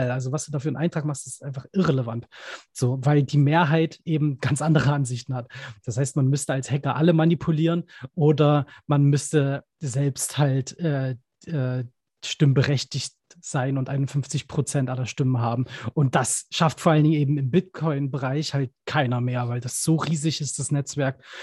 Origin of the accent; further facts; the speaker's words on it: Dresden, Saxony, Germany; ich bin gebürtiger Dresdner, da gibt es immer die Elbfestspiele